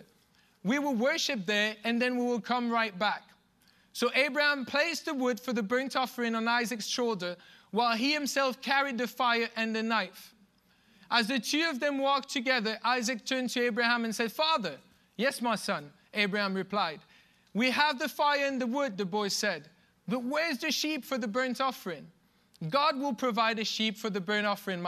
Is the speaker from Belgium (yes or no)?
yes; Belgium; moved away; I'm from Belgium